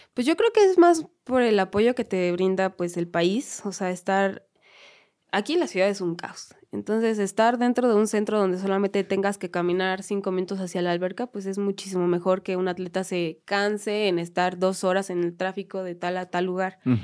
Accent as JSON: {"language": "Spanish", "region": "Mexico City", "country": "Mexico", "said": "las que somos de aquí de la Ciudad de México"}